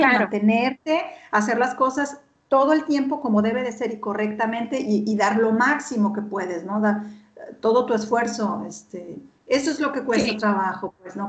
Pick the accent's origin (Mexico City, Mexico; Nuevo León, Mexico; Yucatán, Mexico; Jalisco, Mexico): Jalisco, Mexico; Guadalajara; moved away as an adult; also born or lived in Paris, France / Berlin, Germany; now in Stuttgart, Germany; yo soy de Guadalajara y te enseño mi pasaporte. O sea, nací en Guadalajara